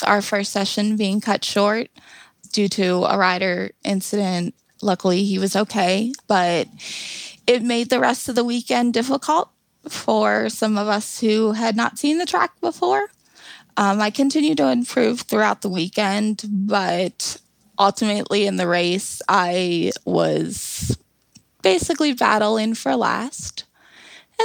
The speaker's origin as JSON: {"language": "English", "region": "Florida", "country": "United States", "tie": "born or raised there", "also_born_or_lived": "Tennessee", "moved": "yes", "lives_now": "Ohio, United States", "said": "I grew up in Florida"}